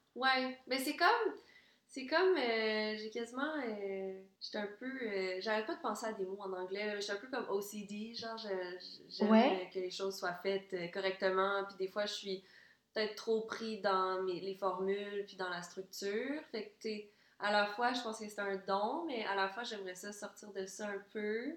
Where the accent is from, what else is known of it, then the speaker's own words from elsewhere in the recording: Quebec City, Quebec, Canada; also born or lived in Ann Arbor, Michigan, United States; moi, je suis née là, puis quand j'avais même pas un an, on est arrivé au, à Québec, la ville de Québec